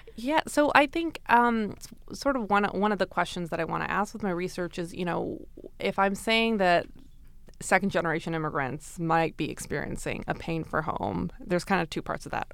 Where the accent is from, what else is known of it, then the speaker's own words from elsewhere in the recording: Brampton, Ontario, Canada; I grew up in Brampton, so it was a multicultural upbringing